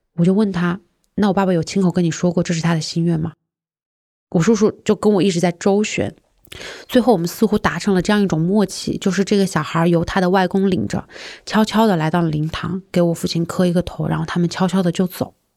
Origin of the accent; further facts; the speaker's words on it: Hunan, China; moved away; 从长沙开回我的老家大概是一个多小时